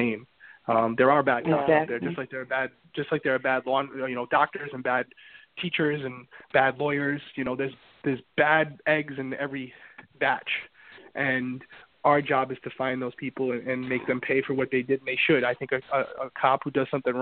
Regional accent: Central Falls, Rhode Island, United States; I grew up there. I grew up in Central Falls.

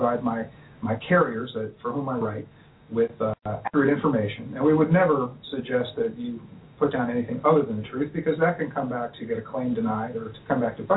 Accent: Orlando, Florida, United States; moved away as an adult; now in Cincinnati, United States; Well, I grew up in Florida. I spent 30 years down there in Orlando

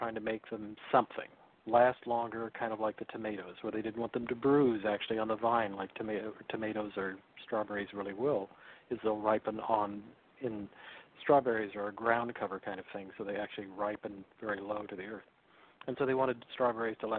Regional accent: Salinas Valley, California, United States; growing up in the Salinas Valley as a kid

